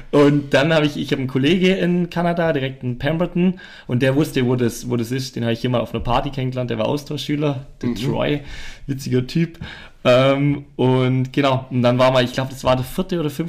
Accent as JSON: {"language": "German", "country": "Germany", "said": "Ich komme aus Deutschland, äh, sowas äh, gibt's bei uns nicht."}